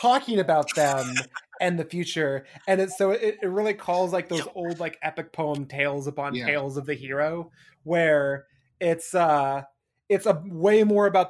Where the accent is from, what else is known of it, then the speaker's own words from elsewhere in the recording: Eastern Washington, United States; when I was growing up in Eastern Washington